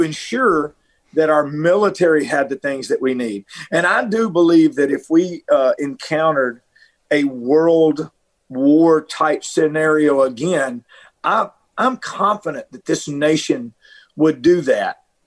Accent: Middle Tennessee, United States; moved away as an adult; also born or lived in Nashville, Tennessee; I grew up in Middle Tennessee. I was born in Nashville, so I grew up in a in a very rural area

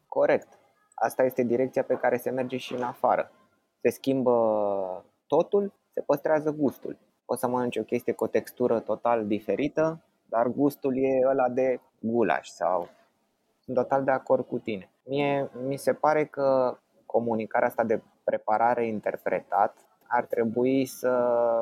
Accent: Bucharest, Romania; copilăria mea este petrecută în București

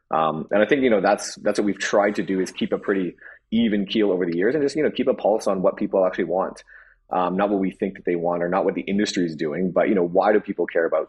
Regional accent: China; You know, I came from the business world. I grew up in China. I had no idea that that world even existed.

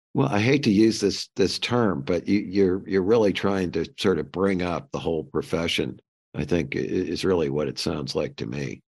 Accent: St. Louis, Missouri, United States; I grew up in Saint Louis

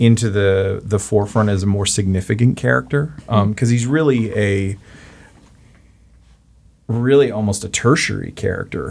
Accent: Canada; As the Canadian

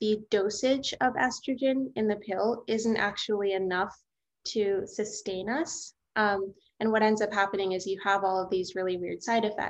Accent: New Orleans, Louisiana, United States; I grew up in New Orleans, Louisiana

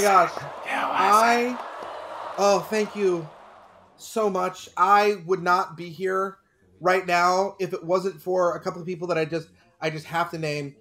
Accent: Texas, United States; now in California, United States; I grew up in Texas.

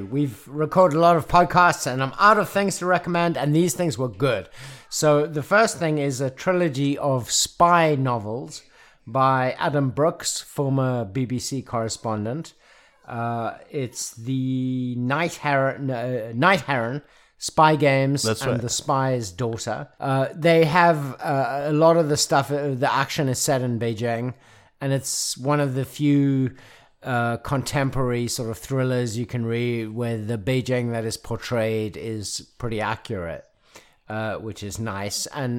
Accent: South Africa; But it does prompt me to, as a South African, it prompts me to ask the question that we had a Truth and Reconciliation Commission.

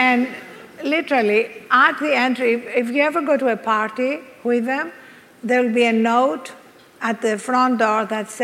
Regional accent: Greece; accent: Greek; moved away; I'm Greek, as you can hear from this accent. So I was brought up on the Greek philosophers

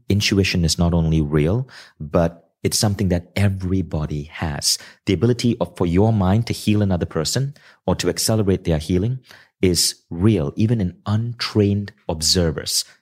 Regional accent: Kuala Lumpur, Malaysia; growing up in Kuala Lumpur

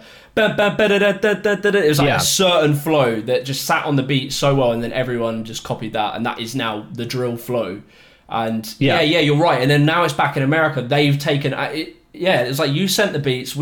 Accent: United Kingdom; when you're a British child, you grow up watching American shit

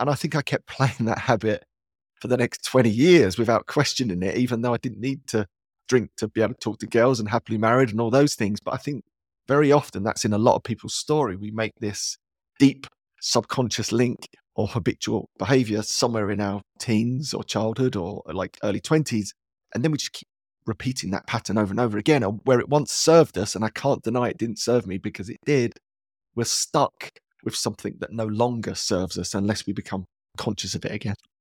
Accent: London, United Kingdom; also born or lived in Dagenham; I grew up in East London, which was very blue

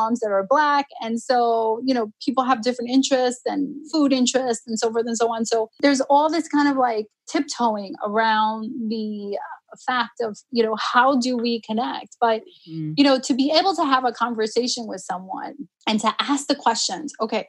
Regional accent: New York City, New York, United States; first language Spanish; English is a second language; also born or lived in Jamaica, Queens; now in Long Island, United States; I grew up in Harlem.

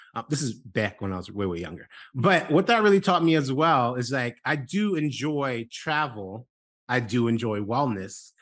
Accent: New York City, New York, United States; I'm from New York City

